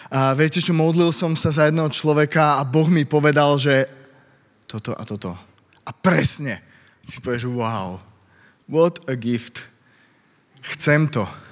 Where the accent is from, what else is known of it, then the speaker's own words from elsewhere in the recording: Slovakia; also born or lived in Bratislava; now in Pezinok, Slovakia; som zo Slovenska